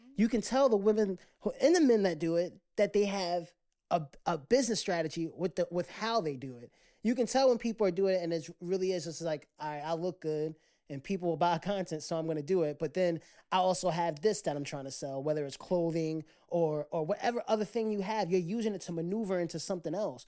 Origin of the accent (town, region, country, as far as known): United States